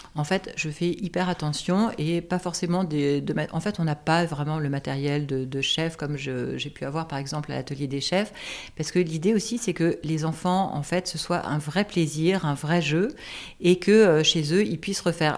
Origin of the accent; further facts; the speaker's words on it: Alsace, Grand Est, France; moved away as an adult; also born or lived in Strasbourg / Quebec; now in Paris, France; Alors, je suis alsacienne. Pour moi, c'est très important parce que j'ai été élevée à la campagne